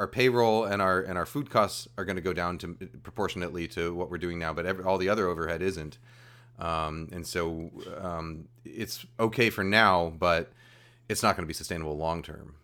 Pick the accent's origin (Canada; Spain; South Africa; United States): United States; New York; moved away as an adult; I grew up, I grew up in New York